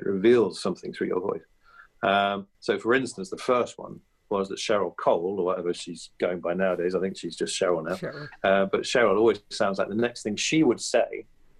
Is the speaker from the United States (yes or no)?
no; Evesham, West Midlands, United Kingdom; moved away as an adult; also born or lived in Clapham, London; went back to my hometown at Christmas, which I still used to do that every year after leaving university and everything else, you'd all go back to Evesham